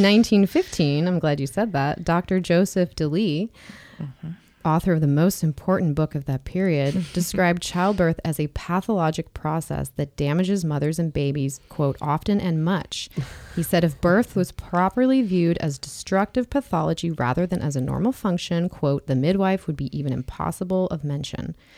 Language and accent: English; Kansas, United States; I was born in a hospital in Kansas